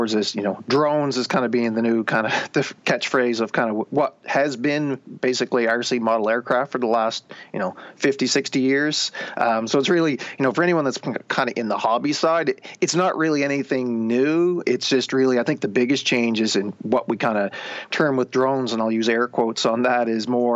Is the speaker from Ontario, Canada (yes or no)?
no; rural Nova Scotia, Canada; also born or lived in Alberta; now in Halifax, Canada; I had grown up in rural Nova Scotia